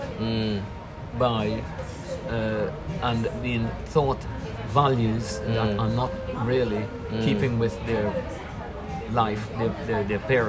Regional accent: Guyana; moved away; I'm from Guyana, back home.

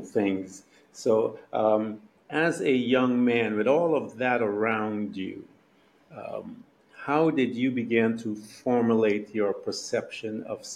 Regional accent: Guyana; I'm from Guyana, actually. We were born there. I'm Guyanese

